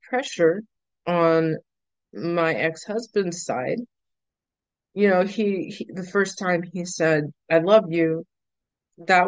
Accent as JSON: {"language": "English", "town": "Lake Arthur", "region": "Louisiana", "country": "United States", "tie": "born or raised there", "moved": "as an adult", "lives_now": "New Orleans, United States", "said": "they ended up in Lake Arthur for 18 years. 20 years, actually. 21. I moved out when I was 21. Well, moved out. I moved to New Orleans for school."}